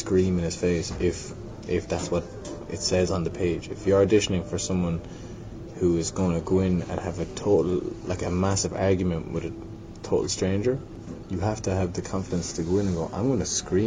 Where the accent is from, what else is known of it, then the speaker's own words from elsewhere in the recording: Limerick, Munster, Ireland; also born or lived in London; growing up in Limerick